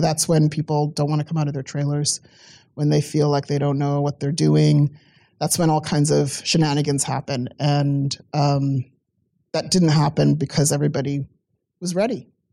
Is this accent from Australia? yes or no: no; South Africa; moved away; I come from South Africa. I grew up during apartheid